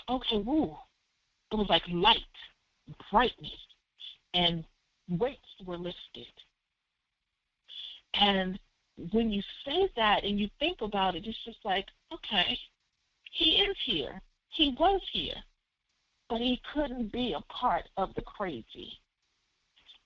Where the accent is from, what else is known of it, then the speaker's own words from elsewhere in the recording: Philadelphia, Pennsylvania, United States; I'm from Philly, so, you know, Broad and Erie, Germantown and Westmoreland